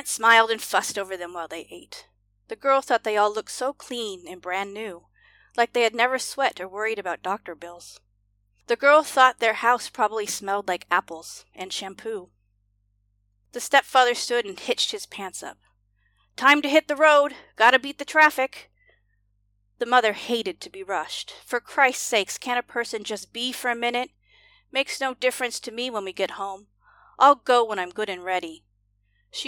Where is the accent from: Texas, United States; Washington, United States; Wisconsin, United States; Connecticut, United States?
Washington, United States; when I was growing up in Washington State.